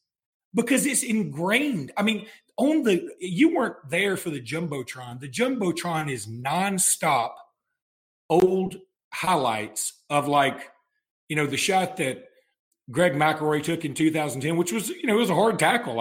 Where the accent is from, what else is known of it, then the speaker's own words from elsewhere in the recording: Alexander City, Alabama, United States; I was born and raised in Ellic City